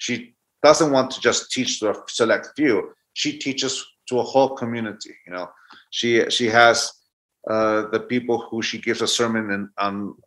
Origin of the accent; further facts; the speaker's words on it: San Diego, California, United States; also born or lived in Tijuana, Mexico; I lived in San Diego and I crossed the border every day into Tijuana, Mexico to go to school in Tijuana